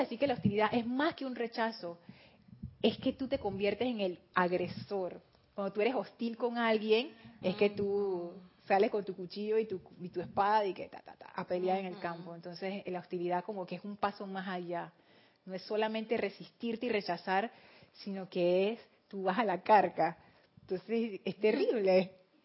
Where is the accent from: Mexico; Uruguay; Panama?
Panama; Aquí decimos los panameños somos bulleros.